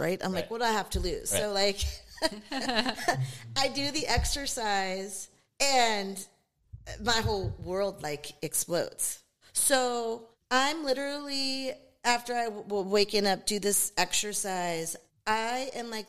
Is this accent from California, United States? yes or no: no; Seattle, Washington, United States; I grew up in Seattle, Washington. So I grew up on Lake Washington